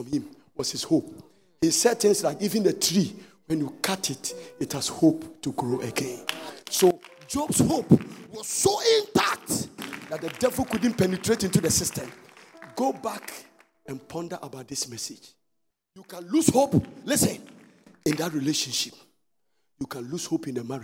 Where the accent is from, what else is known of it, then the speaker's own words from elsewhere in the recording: Ghana; we are Ghana, we are under British rule